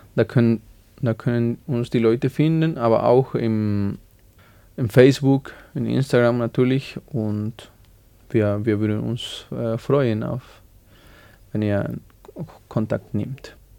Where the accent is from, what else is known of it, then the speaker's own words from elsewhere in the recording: Bolivia; German is a second language; moved away as an adult; now in Salzburg, Austria; ich bin in Bolivien geboren und da habe ich 21 Jahre gelebt.